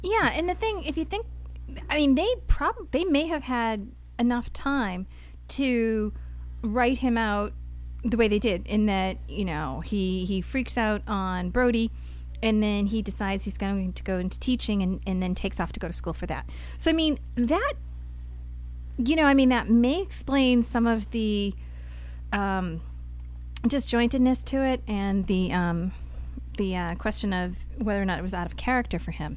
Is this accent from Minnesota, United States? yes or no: no; Boston, Massachusetts, United States; moved away; I am from Boston. Um, all my family and friends are still there